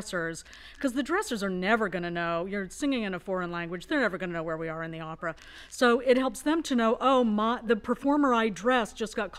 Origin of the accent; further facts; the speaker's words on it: Utah, United States; also born or lived in East Coast; now in Tucson, United States; I grew up in Utah